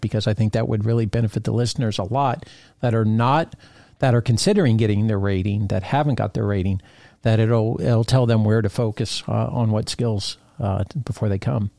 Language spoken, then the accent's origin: English; Fort Lauderdale, Florida, United States; moved away; I was a Fort Lauderdale native.